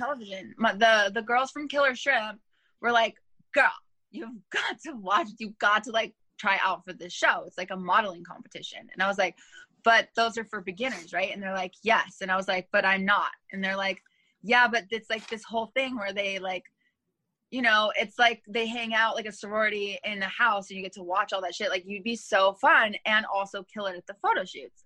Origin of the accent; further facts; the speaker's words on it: Los Angeles, California, United States; also born or lived in Thousand Oaks / Hollywood / Inglewood / Monterey Park; I'm born and raised in Los Angeles